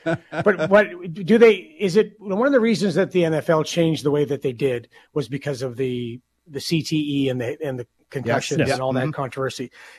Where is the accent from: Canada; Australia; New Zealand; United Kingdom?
Canada; We're from Canada.